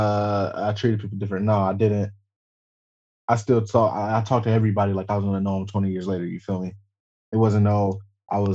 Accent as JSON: {"language": "English", "town": "Roseville", "region": "Michigan", "country": "United States", "tie": "born or raised there", "said": "I'm black and I'm from Michigan"}